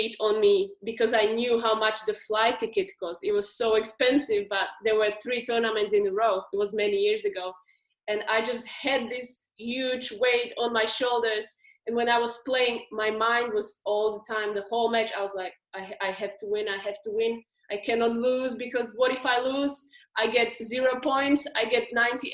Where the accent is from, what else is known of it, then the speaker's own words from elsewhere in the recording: Slovakia; now in Australia; I'm from Slovakia